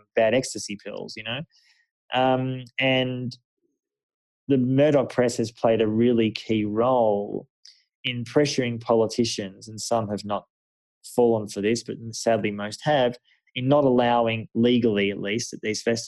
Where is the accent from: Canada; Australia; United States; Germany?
Australia; now in Jerusalem, Israel; my home country, Australia